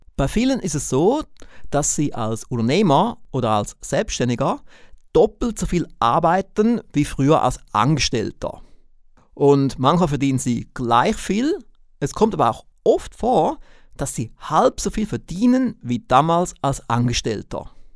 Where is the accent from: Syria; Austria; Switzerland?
Switzerland; accent: Swiss; wie Sie aufgrund meines Akzents merken, bin ich kein Deutscher, ich bin auch kein Österreicher, sondern ich bin Schweizer.